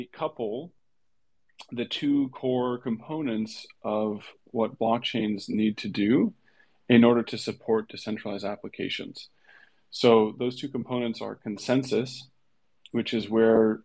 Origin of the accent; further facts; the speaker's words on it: Hawaii, United States; moved away; I grew up in Hawaii